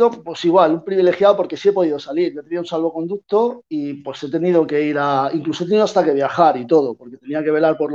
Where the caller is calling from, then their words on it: Málaga, Andalusia, Spain; Pues os hablo de Málaga, de Málaga, de la Costa del Sol